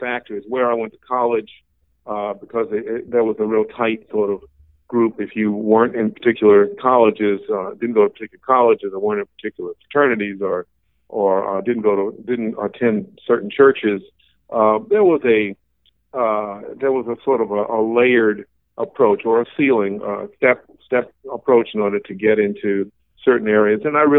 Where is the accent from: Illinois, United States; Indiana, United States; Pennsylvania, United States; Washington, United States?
Washington, United States; Pullman; born there; Actually, I can officially say I'm a Northwesterner because I was born in Pullman, Washington.